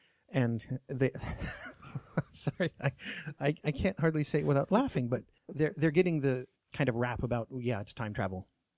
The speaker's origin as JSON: {"language": "English", "region": "Alaska", "country": "United States", "accent": "Alaskan", "said": "you can call me on my Alaskan accent anytime you want to."}